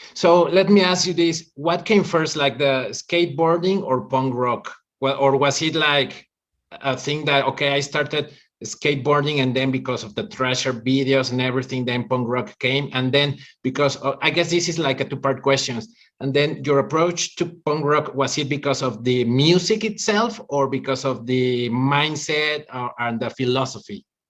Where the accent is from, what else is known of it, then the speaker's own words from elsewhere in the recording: Mexico City, Mexico; English is a second language; i grew up in mexico city